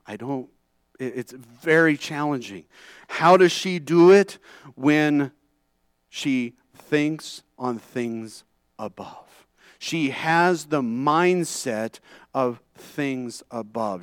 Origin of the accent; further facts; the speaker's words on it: California, United States; moved away; growing up in California